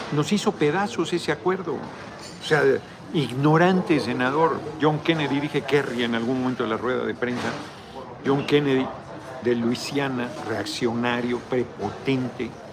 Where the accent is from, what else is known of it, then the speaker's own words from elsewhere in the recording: Tlalnepantla, State of Mexico, Mexico; yo crecí en Tlalnepantla, aunque nací en el Distrito Federal, en la Guerrero